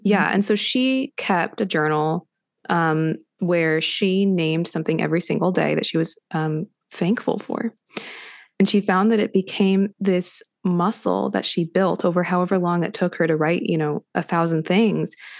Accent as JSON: {"language": "English", "town": "Los Angeles", "region": "California", "country": "United States", "tie": "born or raised there", "moved": "yes", "said": "I grew up in Los Angeles"}